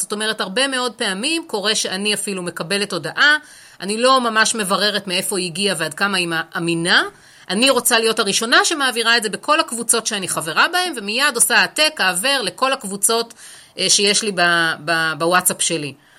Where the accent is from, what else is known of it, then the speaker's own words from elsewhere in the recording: Haifa, Haifa District, Israel; אני חיפאית, אה, גאה אפשר לומר אפילו